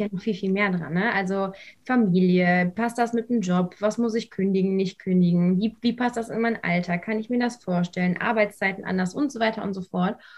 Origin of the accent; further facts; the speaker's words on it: Lüdenscheid, North Rhine-Westphalia, Germany; moved away as an adult; komme ursprünglich aus dem Sauerland, aus Lüdenscheid